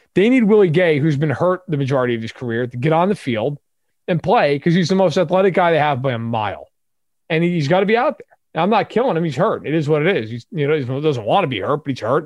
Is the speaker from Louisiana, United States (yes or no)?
no; New York, United States; I grew up in New York. I watched the Giants